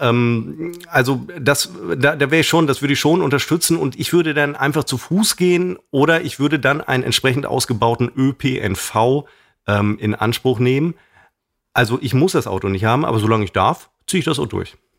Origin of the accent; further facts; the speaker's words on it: Münster, North Rhine-Westphalia, Germany; in meinem Heimatort Hiltrup, aus dem ich ja nun mal ursprünglich äh, komme, einem Stadtteil von, oder sagen wir mal dem Nobelstadtteil von äh, Münster